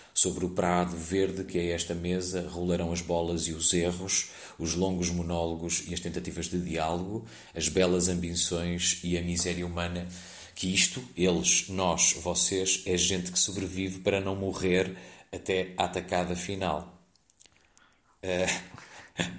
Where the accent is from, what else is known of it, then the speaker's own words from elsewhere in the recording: Porto, Norte, Portugal; Eu sou do Porto, uma companhia do Porto